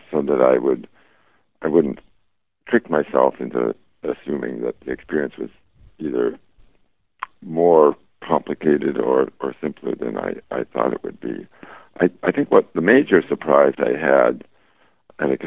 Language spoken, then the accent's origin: English; Chicago, Illinois, United States; when I grew up in Chicago